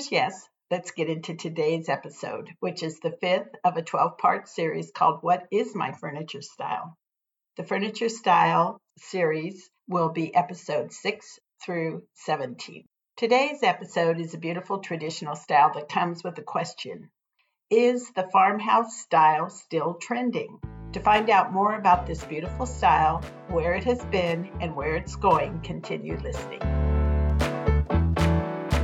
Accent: Paso Robles, California, United States; moved away; growing up in Paso Robles. That's in San Luis Obispo County, California

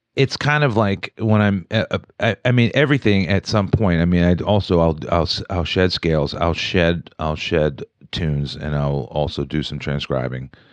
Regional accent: Wheeling, West Virginia, United States; moved away as an adult; also born or lived in Morgantown, West Virginia; now in Pittsburgh, United States; when I grew up in Wheeling, the city to me was Pittsburgh

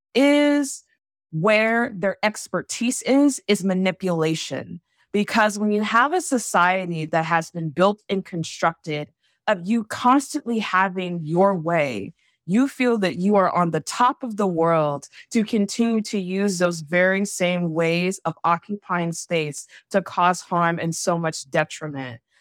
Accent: Savannah, Georgia, United States; someone who's from, born and raised in Savannah, Georgia, also has ties in Charleston

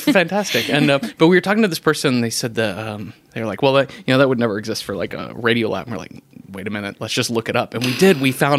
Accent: Mesquite, Texas, United States; I grew up near Dallas. I grew up in a suburb of Dallas called Mesquite.

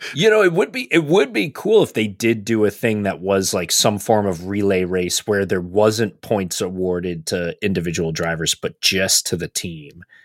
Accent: United States; as American fans

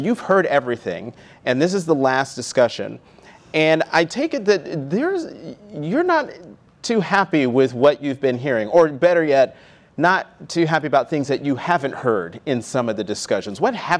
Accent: Newark, New Jersey, United States; I was born in Newark.

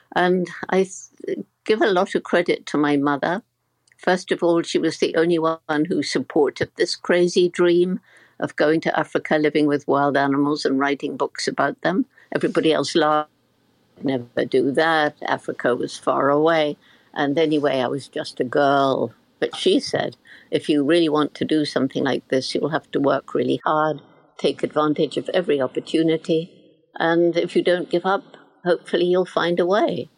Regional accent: Bournemouth, South West England, United Kingdom; I'm in the house where I grew up in Bournemouth, in the south of England

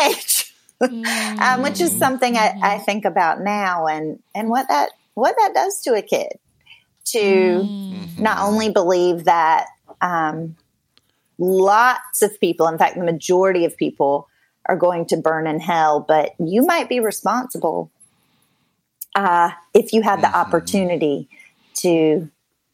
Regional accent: a small town outside of Raleigh, North Carolina, United States; moved away; I am from the South, from North Carolina originally, grew up in a small town outside of Raleigh

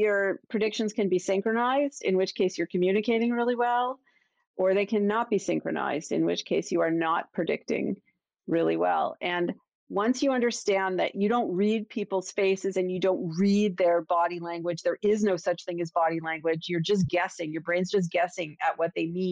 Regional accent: Toronto, Ontario, Canada; now in Boston, United States; I'm from Toronto, Maple Leafs

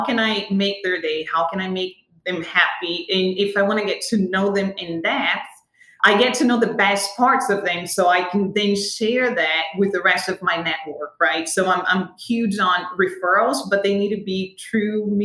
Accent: Rio de Janeiro, Brazil; moved away as an adult; now in United States; as a born and raised Brazilian

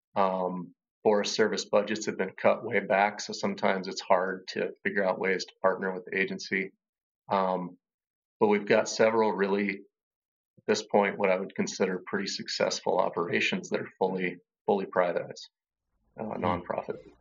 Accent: Lander, Wyoming, United States; moved away as an adult; also born or lived in Washington / Montana; now in Bellingham, United States; I grew up in Wyoming and we hunted a lot

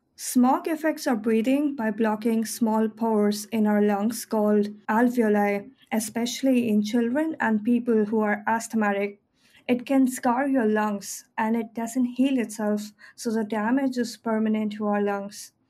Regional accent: Delhi, India; my hometown in Delhi

